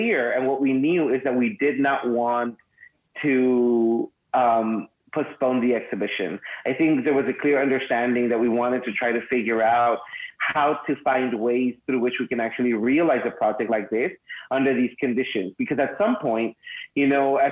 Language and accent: English; Mexicali, Baja California, Mexico; I was raised in Mexicali, just really close to here